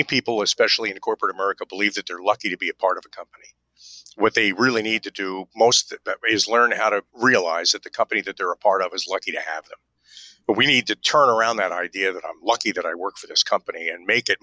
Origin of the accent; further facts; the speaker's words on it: New York, United States; also born or lived in Nashville / Hartford; I'm a New Yorker.